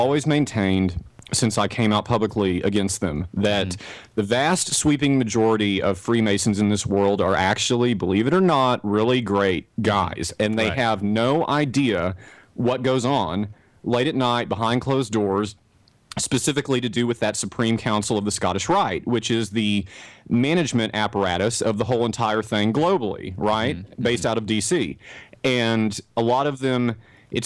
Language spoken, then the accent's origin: English; Texas, United States; accent: Texas; me to talk in my Texas accent, I can do that.